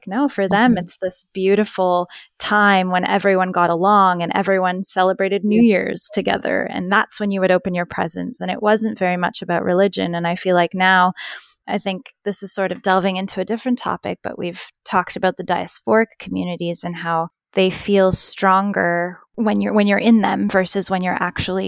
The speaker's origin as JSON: {"language": "English", "town": "Sarajevo", "country": "Bosnia & Herzegovina", "said": "you know, we're both from Sarajevo, so we've been back."}